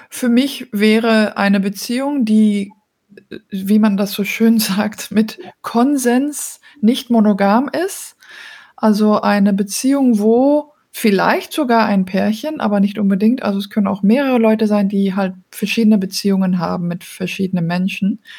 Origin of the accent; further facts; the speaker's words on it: Belgium; also born or lived in Denmark; now in Germany; bin ursprünglich aus Dänemark, aber in Belgien aufgewachsen und jetzt wohne ich derzeit in Deutschland und bin schon länger international unterwegs